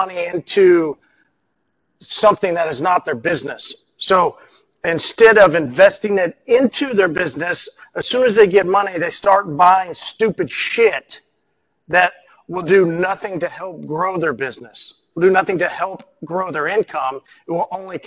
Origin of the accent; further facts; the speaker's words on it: Oklahoma, United States; I'm from Oklahoma